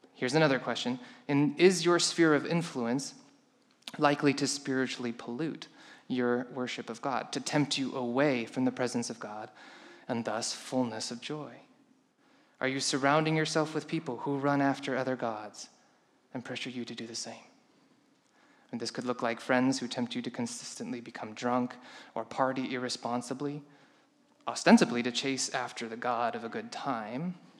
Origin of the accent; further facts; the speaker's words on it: Colorado, United States; I come from Colorado, we have few tornadoes there